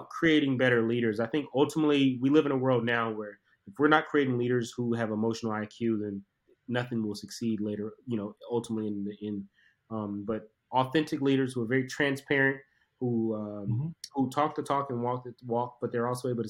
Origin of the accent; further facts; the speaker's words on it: Southeast Georgia, United States; I'm a kid from Southeast Georgia, inner city